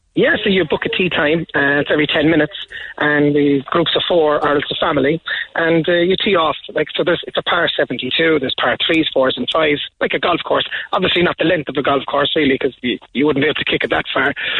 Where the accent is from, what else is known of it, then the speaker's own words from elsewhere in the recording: Carrigaline, Munster, Ireland; I'm from Carrigaline